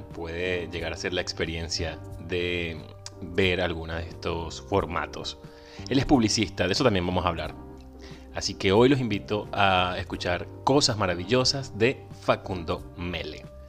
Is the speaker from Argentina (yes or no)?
no; Venezuela; moved away; Soy venezolano, emigrante